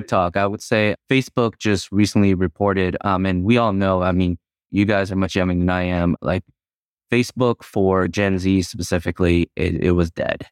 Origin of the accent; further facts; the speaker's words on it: United States; growing up in the nineties, all we cared about was trying to assimilate and fit in, into the American culture